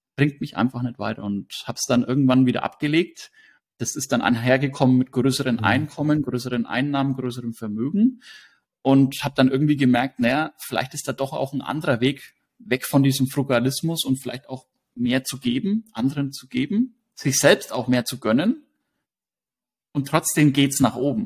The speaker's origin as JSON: {"language": "German", "town": "Hersbruck", "region": "Bavaria", "country": "Germany", "said": "in den Ort, wo ich herkomme, also Hersbruck"}